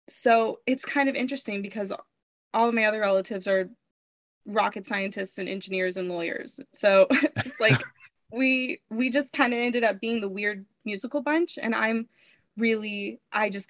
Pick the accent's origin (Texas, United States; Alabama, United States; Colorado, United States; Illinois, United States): Texas, United States; Fort Worth; I was born and raised in Fort Worth